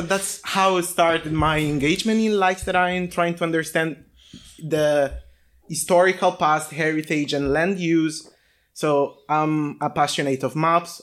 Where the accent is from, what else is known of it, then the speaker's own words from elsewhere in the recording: Tuscany, Italy; moved away as an adult; I come from Italy, uh, from a, a countryside of a small town. in Tuscany